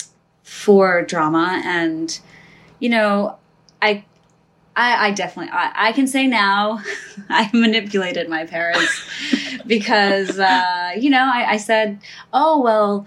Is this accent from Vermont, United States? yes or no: no; New Jersey, United States; I was born here. I was born in New Jersey